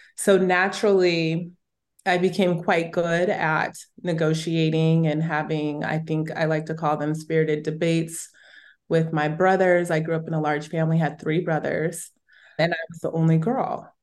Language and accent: English; Southern California, United States; I grew up in Southern California.